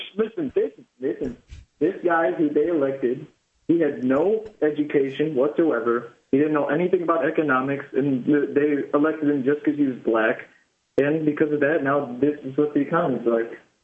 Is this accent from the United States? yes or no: no; Zimbabwe; moved away; I was born in Zimbabwe